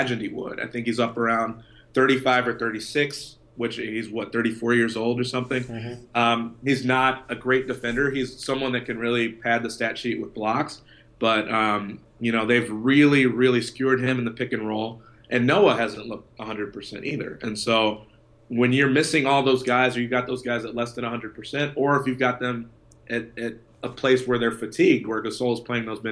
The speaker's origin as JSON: {"language": "English", "town": "Chicago", "region": "Illinois", "country": "United States", "tie": "born or raised there", "said": "being from Chicago"}